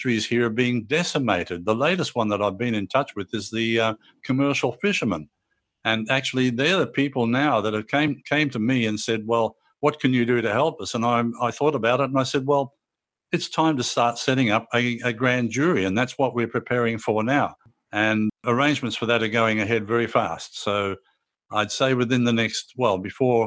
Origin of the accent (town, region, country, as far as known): Australia; moved away as an adult; also born or lived in Thailand